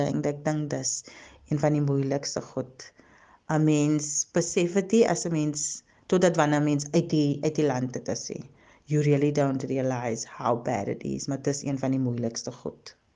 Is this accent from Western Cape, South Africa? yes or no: yes; Cape Town, Western Cape, South Africa; moved away as an adult; also born or lived in Kuils River; now in Germany; Ek is gebore en getoe in die Kaap op die Kaapse vlakte. Ek het so tussen Mitchells Plain en Parkwood groot geword